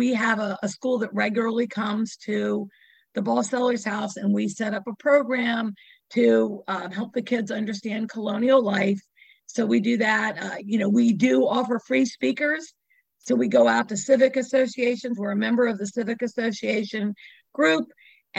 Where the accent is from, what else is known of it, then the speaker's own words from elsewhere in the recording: Arlington, Virginia, United States; I grew up in Arlington